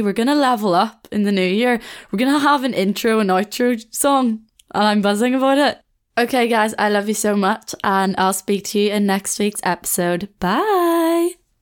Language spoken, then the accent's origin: English; Belfast, Northern Ireland, United Kingdom; moved away as an adult; also born or lived in Australia; now in Leeds, United Kingdom